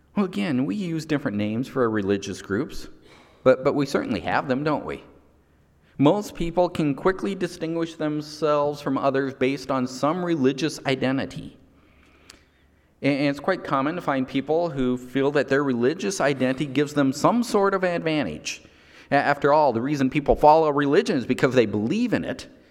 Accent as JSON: {"language": "English", "country": "United States", "tie": "born or raised there", "said": "my nationality is still American because I was born in the United States."}